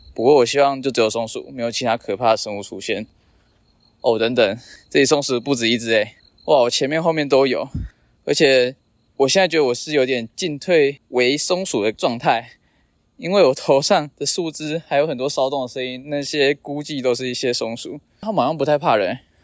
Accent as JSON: {"language": "Chinese", "region": "Changhua County", "country": "Taiwan", "tie": "born or raised there", "said": "我的家乡彰化"}